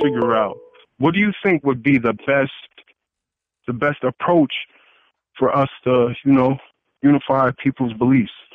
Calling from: Wilkes-Barre, Pennsylvania, United States; I'm calling from Wilkes-Barre, Pennsylvania

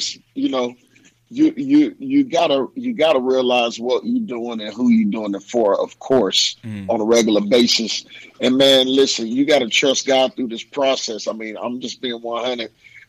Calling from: Louisville, Kentucky, United States; calling from Louisville, Kentucky.

